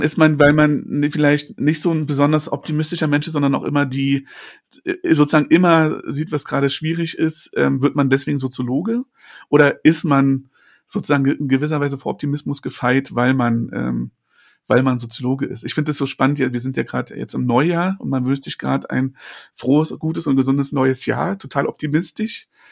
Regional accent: Berlin, Germany; Ich bin in Berlin geboren, aber die ganze Familie war in der Prignitz.

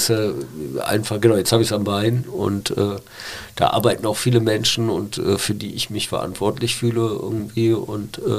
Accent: Rhineland, Germany; ich bin ja Rheinländer

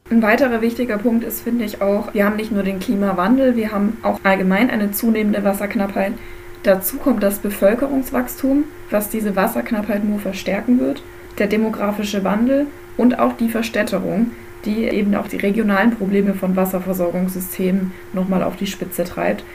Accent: Germany; also born or lived in Bavarian Forest area, Bavaria; als Deutsche

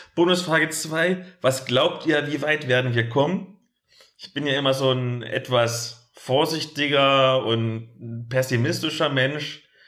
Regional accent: East Germany, Germany; bei uns im Osten

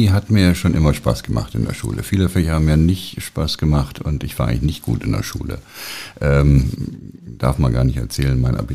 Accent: Hesse, Germany; also born or lived in Heidelberg / Münster; now in Berlin, Germany; Ich bin eigentlich Hesse. Ich bin eigentlich bei Frankfurt groß geworden.

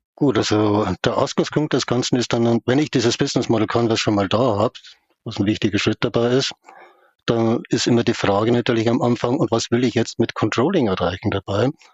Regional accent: Upper Palatinate and Munich, Bavaria, Germany; aufgewachsen in der Oberpfalz und in München

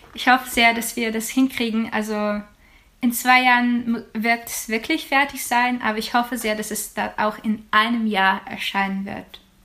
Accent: Ukraine; German is a second language; now in Germany; für mein Heimatland

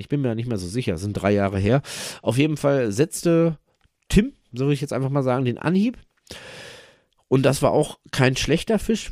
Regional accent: Germany; hier bei uns in Deutschland

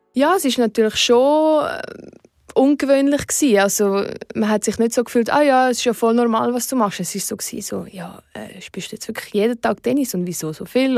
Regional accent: Oberuzwil, St. Gallen, Switzerland; in Oberutzwil, wo ich aufgewachsen bin

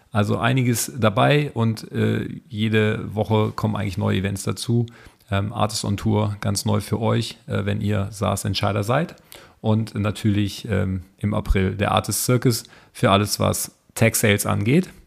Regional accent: Berlin, Germany; ich jetzt als Berliner und viele andere Berliner

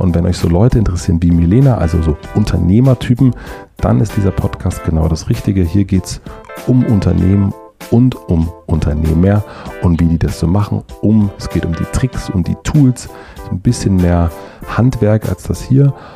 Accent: Brandenburg, Germany; moved away; ich komme ja aus Brandenburg

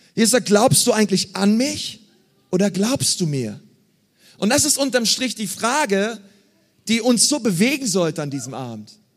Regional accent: Berlin, Germany; Ich bin in Berlin groß geworden.

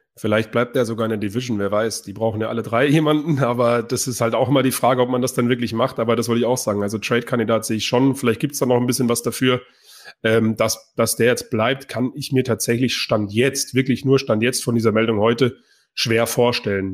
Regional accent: Bavaria, Germany; ich komme auch aus Bayern

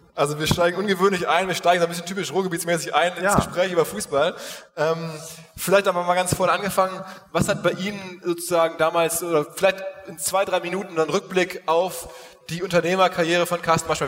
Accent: Essen, North Rhine-Westphalia, Germany; moved away as an adult; also born or lived in Dortmund; now in Hamburg, Germany; Bin aufgewachsen in Essen

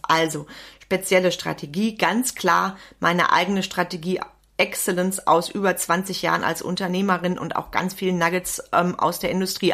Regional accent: Wenden, North Rhine-Westphalia, Germany; bei uns in Wenden

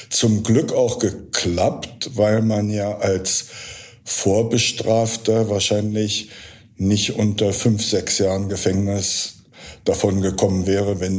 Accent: Berlin, Germany; Und als Berliner äh, war es äh, im NPD-regierten Dorf in Niedersachsen mit Wagenrädern an den weißen Häusern

